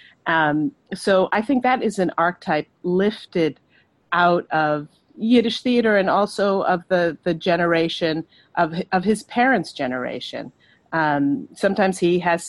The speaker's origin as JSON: {"language": "English", "country": "Ireland", "tie": "born or raised there", "said": "growing up in Ireland and being exposed to Anglo-Irish literature"}